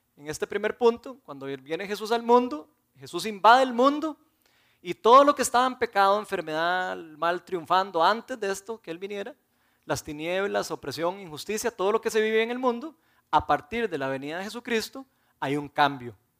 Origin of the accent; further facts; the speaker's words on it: Costa Rica; nosotros los costarricenses sabemos que tenemos el derecho de nunca ir a la guerra, porque somos nacionalizados ticos